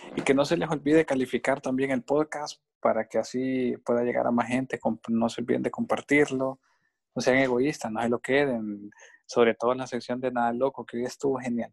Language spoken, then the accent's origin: Spanish; Honduras; a mí me gusta mi país y, y soy, somos catrachos hondureños de corazón